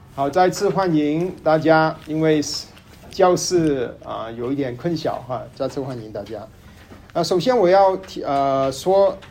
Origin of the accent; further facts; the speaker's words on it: Tai'an, Shandong, China; moved away as an adult; now in Dallas, United States; 我家乡是山东泰安，呃，山泰山那个地方的泰安。然后我在达拉斯，呃，十年，啊，我是一二年来beauty达拉斯那个读书，后来毕业在那边工作，一直在，在这边